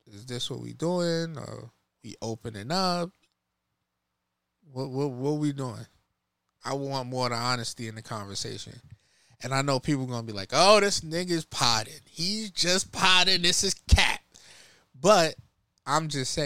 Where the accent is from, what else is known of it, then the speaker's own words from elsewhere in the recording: New York, United States; I'm from New York